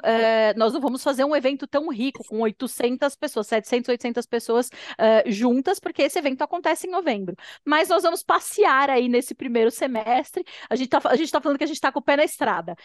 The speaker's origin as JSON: {"language": "Portuguese", "region": "São Paulo", "country": "Brazil", "tie": "born or raised there", "also_born_or_lived": "London, United Kingdom", "moved": "as an adult", "said": "eu sou paulistana"}